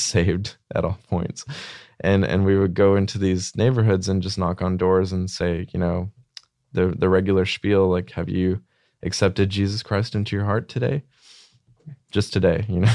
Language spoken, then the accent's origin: English; Arkansas, United States; small town Arkansas